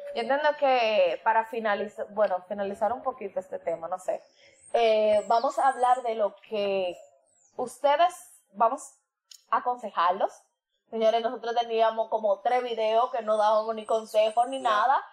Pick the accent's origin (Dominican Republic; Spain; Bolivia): Dominican Republic; como dominicano como isla